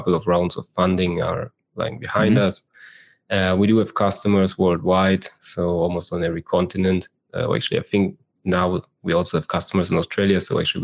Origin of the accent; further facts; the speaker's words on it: Berlin, Germany; moved away as an adult; now in Israel; I am from Germany, as you say, and I do live in Israel because my wife is from here